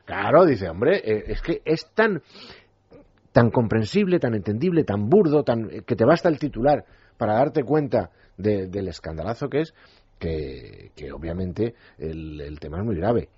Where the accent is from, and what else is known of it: Spain